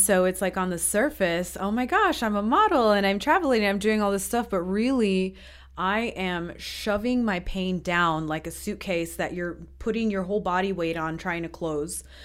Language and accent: English; New York, United States; moved away as an adult; also born or lived in Peru; now in Estonia; I'm from the States. Um, I grew up in New York mostly, but I've lived in five countries, including Estonia